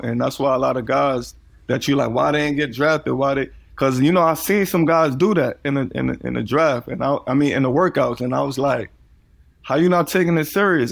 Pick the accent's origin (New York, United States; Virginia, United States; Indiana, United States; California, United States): New York, United States; New York City; growing up in Coney Island